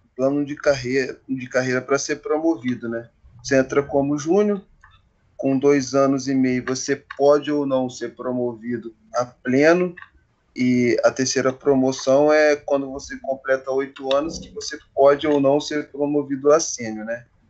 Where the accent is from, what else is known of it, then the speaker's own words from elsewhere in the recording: Volta Redonda, Rio de Janeiro, Brazil; para minha para minha cidade mesmo